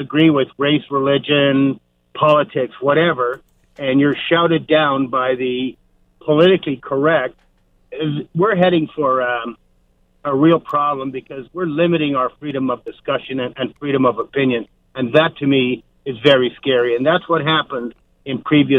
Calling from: Vancouver, British Columbia, Canada; also born or lived in Ireland; Hi, I'm calling from Vancouver, and thank you for taking my call.

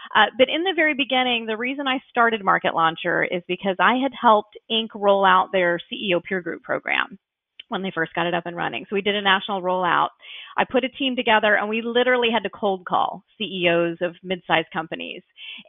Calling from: Orlando, Florida, United States; Sure. I'm in Orlando, Florida. So you might be able to see sunshine outside my window.

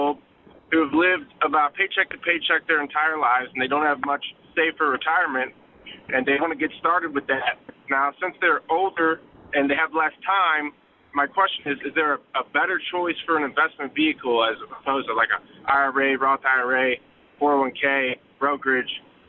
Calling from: Alaska, United States; I'm calling in from Alaska.

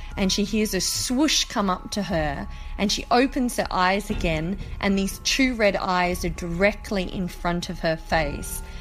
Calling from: Sydney, New South Wales, Australia; I'm calling from Sydney, Australia

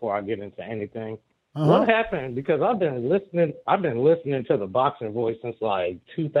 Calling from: Kansas, United States; I'm calling in from Kansas, brother.

